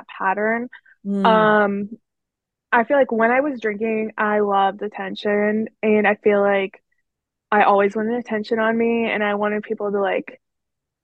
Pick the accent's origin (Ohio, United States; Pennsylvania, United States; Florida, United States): Pennsylvania, United States; Pittsburgh area; So I'm in Pennsylvania. I always tell people I'm from Pittsburgh, but I'm really like an hour away